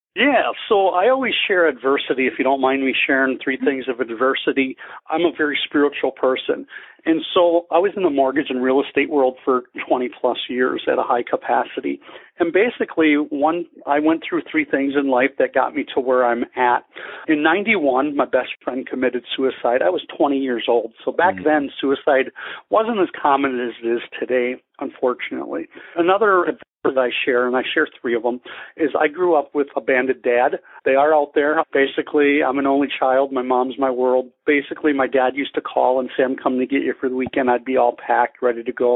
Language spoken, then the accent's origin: English; Wisconsin, United States; moved away as an adult; also born or lived in Denver, Colorado; now in Scottsdale, United States; I'm from Wisconsin originally